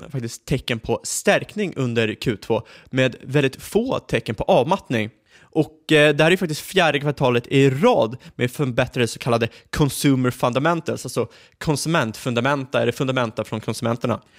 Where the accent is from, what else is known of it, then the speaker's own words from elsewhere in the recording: Sweden; Som svensk, jag förstår inte riktigt